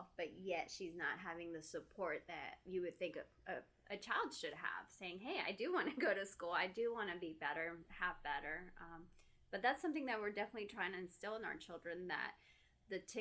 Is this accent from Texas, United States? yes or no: yes; Texas, United States; moved away; I'm from Texas. I grew up there and I'm here and we don't have family